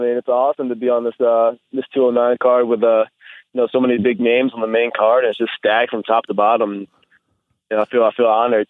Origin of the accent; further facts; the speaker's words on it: Florida, United States; also born or lived in New Jersey; Everybody thinks I'm from Jersey. I'm from Jersey. I only lived there till I was 10, and then I moved to Florida.